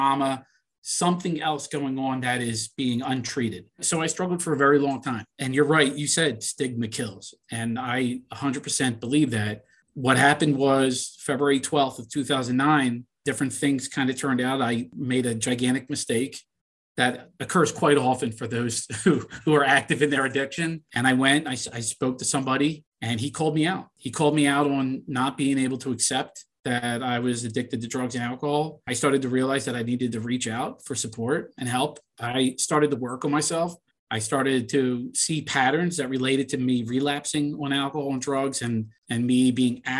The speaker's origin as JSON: {"language": "English", "town": "Philadelphia", "region": "Pennsylvania", "country": "United States", "tie": "born or raised there", "said": "I grew up in Northeast Philly"}